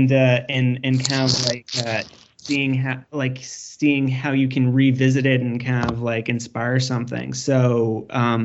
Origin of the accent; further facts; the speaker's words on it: Canada; I'm Canadian